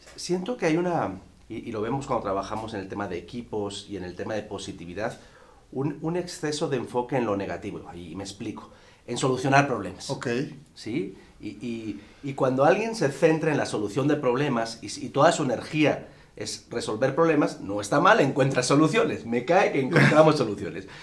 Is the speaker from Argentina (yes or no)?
no; Spain; En mi país, en España